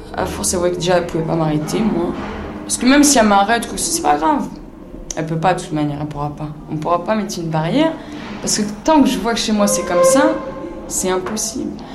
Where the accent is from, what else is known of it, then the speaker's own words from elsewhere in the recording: Bobigny, Île-de-France, France; Chez moi, à Bobigny.